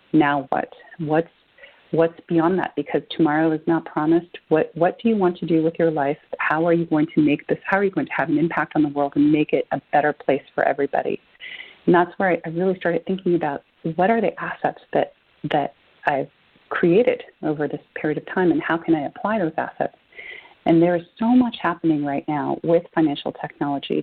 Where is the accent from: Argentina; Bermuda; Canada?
Argentina; now in United States; I'm an immigrant. I'm originally from Argentina